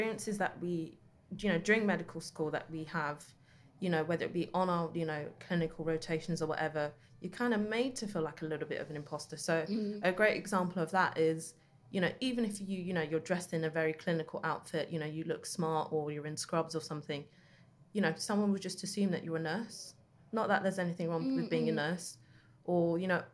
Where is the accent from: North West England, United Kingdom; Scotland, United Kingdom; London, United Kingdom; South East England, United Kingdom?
London, United Kingdom; growing up in East London